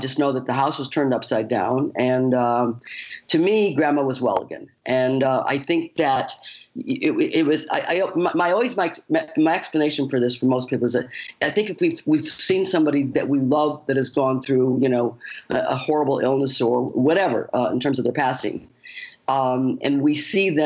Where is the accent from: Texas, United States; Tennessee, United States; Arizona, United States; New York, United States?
New York, United States; Western upstate; I left home at the age of 18, moved to New York City, because I'm from you know, I was from Western upstate New York